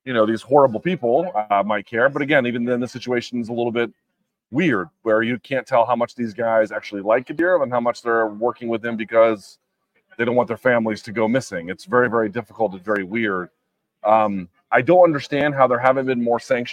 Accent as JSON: {"language": "English", "town": "Washington", "region": "District of Columbia", "country": "United States", "tie": "born or raised there", "also_born_or_lived": "New York City / Oxon Hill, Maryland / Arlington", "said": "I grew up in DC proper. I lived as a teenager with my dad in DC proper."}